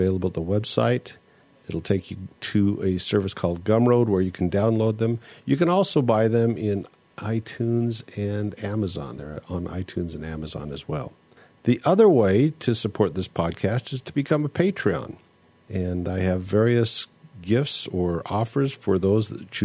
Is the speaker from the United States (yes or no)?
yes; United States; I'm American and I'm monolinguistic